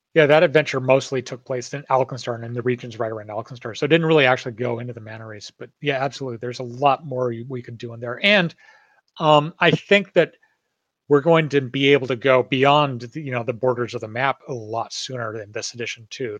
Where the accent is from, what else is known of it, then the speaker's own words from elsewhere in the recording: Northern California, United States; I grew up in Northern California where there's like redwood forests and just nature everywhere